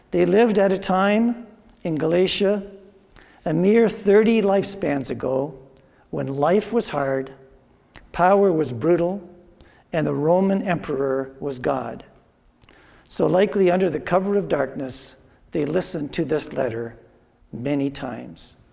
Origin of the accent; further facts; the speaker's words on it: Drayton, Ontario, Canada; I grew up in Drayton, and me and another guy in my class we started going to university at uh, Waterloo